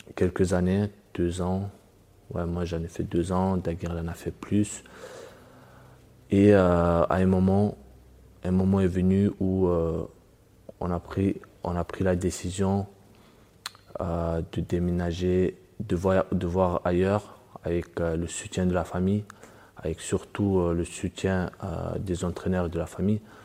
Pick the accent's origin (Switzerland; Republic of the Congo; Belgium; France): France; also born or lived in Dagestan, Russia; je suis né au Daghestan et à 8 ans, je suis arrivé en France avec la famille